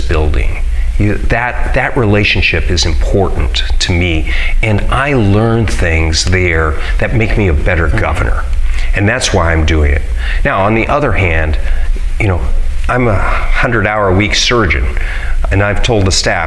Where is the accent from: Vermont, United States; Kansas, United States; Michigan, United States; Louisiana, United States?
Kansas, United States; Hays; I grew up in Hayes, and I went to John F. Kennedy Middle School and Thomas More Prep for high school